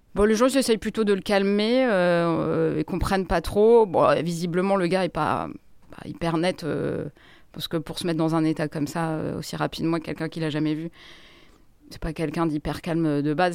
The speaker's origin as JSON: {"language": "French", "town": "Grenoble", "region": "Auvergne-Rhône-Alpes", "country": "France", "moved": "as an adult", "lives_now": "Paris, France", "said": "Je viens de Grenoble et je suis parisienne depuis 23 euh, ans"}